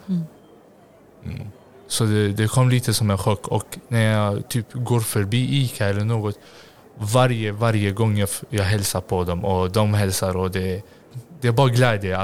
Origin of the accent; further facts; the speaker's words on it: Gothenburg, Västra Götaland, Sweden; jag är uppvuxen i Hjällbo